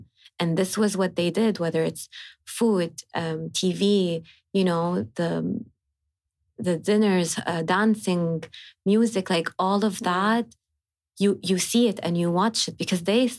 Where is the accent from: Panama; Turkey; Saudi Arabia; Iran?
Saudi Arabia; Hejaz; accent: Hijazi; the way we speak at home is I would speak in my accent, Hijazi accent.